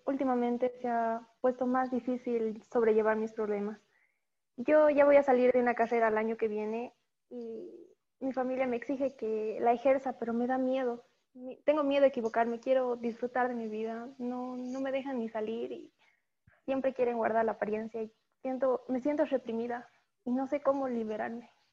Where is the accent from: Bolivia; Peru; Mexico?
Bolivia; soy de Bolivia